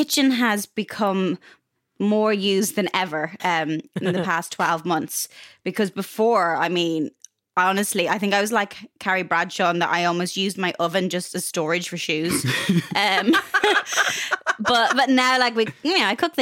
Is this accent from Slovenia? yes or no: no; Ireland; also born or lived in Dublin; growing up in Ireland